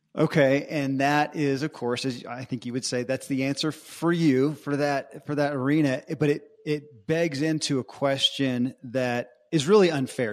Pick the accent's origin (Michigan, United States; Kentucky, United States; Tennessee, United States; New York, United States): Kentucky, United States; Bowling Green; I grew up in Bowling Green, Kentucky